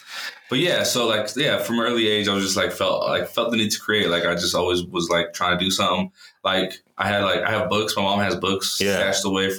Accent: Lompoc, California, United States; also born or lived in Los Angeles, California; now in Denver, United States; I'm from California originally. Yeah. You know, born in LA, raised in a town called Lompoc.

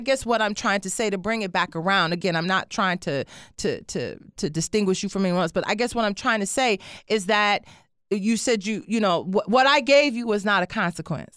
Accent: Detroit, Michigan, United States; moved away; I grew up in Detroit

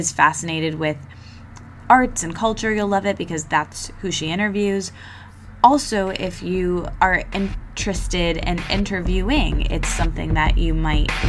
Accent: East Lansing, Michigan, United States; grew up in my hometown, East Lansing

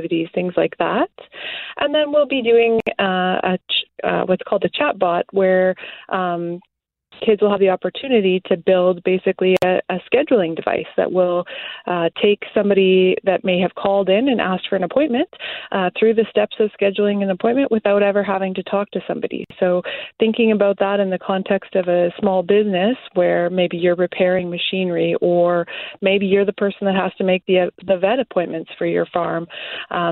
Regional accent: Morden, Manitoba, Canada; moved away as an adult; now in Minneapolis, United States; We grew up on a small farm south of Morden, Manitoba

